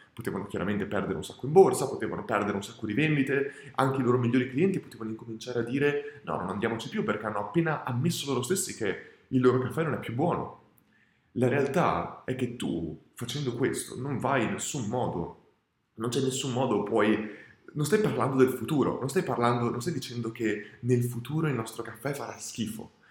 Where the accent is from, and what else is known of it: Italy; also born or lived in Australia